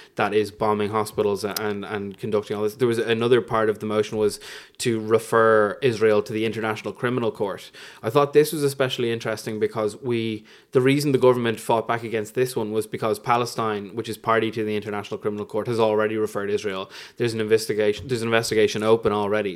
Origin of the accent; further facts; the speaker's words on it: Fairhouse, Leinster, Ireland; I'm from Fairhouse